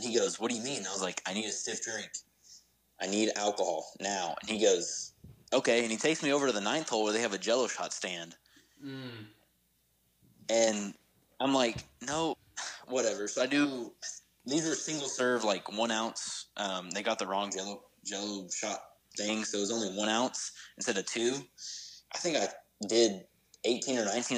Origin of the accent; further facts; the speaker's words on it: Dallas, Texas, United States; also born or lived in Tyler, Texas; I grew up in Dallas, moved to Tyler